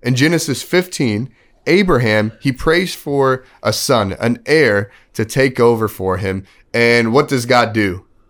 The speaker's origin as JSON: {"language": "English", "region": "Texas", "country": "United States", "tie": "born or raised there", "also_born_or_lived": "Kansas", "moved": "yes", "said": "I grew up in Texas, then I moved to Kansas"}